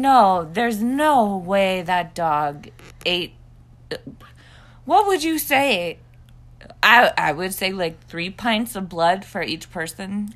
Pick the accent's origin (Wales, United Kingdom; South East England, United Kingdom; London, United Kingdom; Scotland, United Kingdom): Scotland, United Kingdom; I am a Scottish person